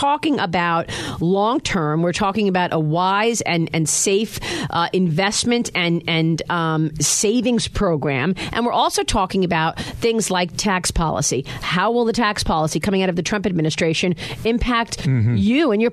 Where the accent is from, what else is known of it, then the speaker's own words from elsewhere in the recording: New York City, New York, United States; Growing up in Brooklyn was so fantastic